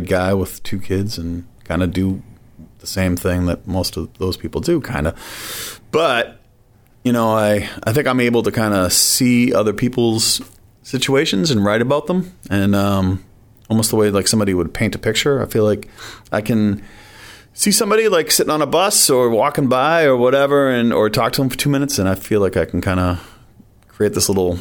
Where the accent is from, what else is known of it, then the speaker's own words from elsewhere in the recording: Foxborough, Massachusetts, United States; I grew up in Foxborough, Massachusetts